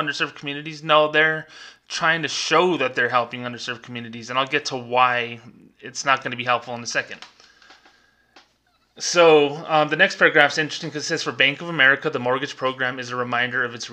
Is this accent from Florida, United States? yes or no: no; Las Cruces, New Mexico, United States; Las Cruces, New Mexico, where I worked, my hometown